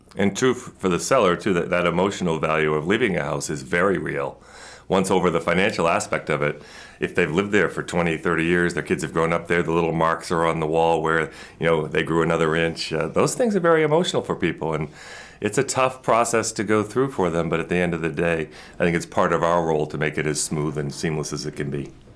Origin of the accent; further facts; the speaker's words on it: Bath, Maine, United States; I grew up in Bath